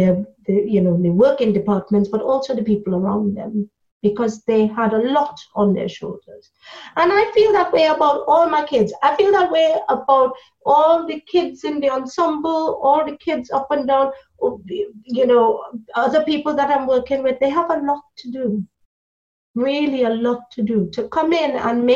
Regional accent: Trinidad & Tobago; moved away as an adult; now in United Kingdom; I come from Trinidad, and so when I came to this country, I was an adult. It was about 20 years ago, so I was 26

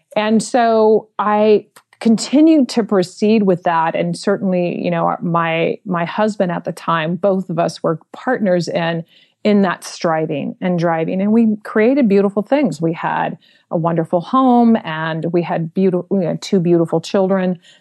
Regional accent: San Francisco, California, United States; I was born and raised in San Francisco in the Mission District.

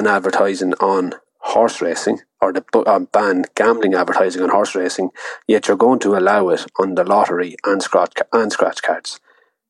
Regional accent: Ireland; being Irish

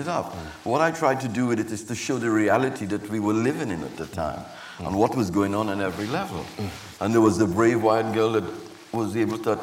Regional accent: Trinidad & Tobago; moved away; growing up in Trinidad, growing up in the Caribbean

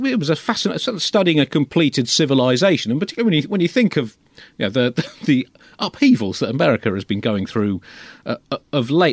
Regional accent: United Kingdom; as a Brit growing up in the late twentieth century

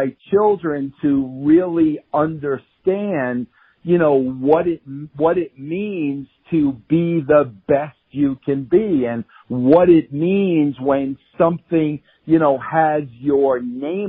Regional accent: Long Island, New York, United States; I was from Long Island. We were both Italian

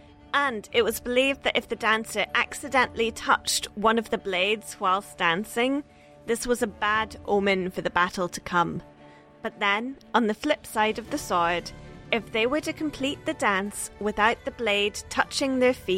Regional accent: the Highlands, Scotland, United Kingdom; Growing up in the Highlands

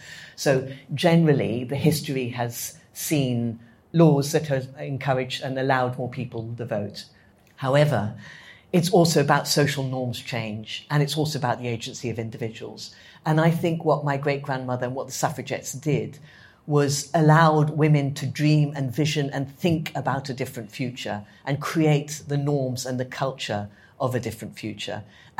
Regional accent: Addis Ababa, Ethiopia; So I grew up in Addis Ababa, in the capital

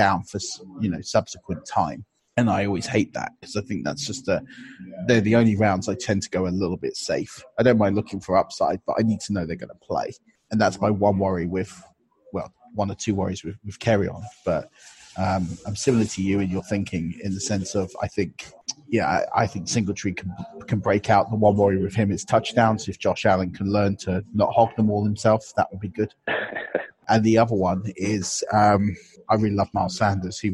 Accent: Potters Bar, East of England, United Kingdom; I grew up in just outside Potter's Bar. So I know North London quite well.

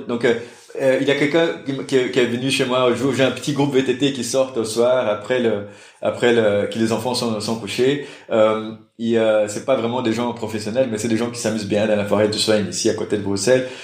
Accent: Brazil; French is a second language; moved away as an adult; now in Brussels, Belgium; je suis brésilien

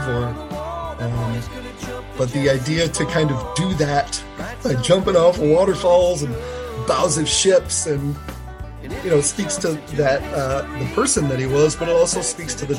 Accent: Rochester, New York, United States; I'm from Rochester, New York

